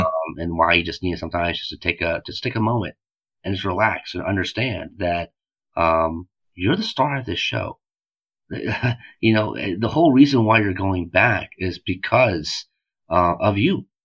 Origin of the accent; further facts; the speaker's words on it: United States; also born or lived in South Korea; we were born in Korea, but we're American.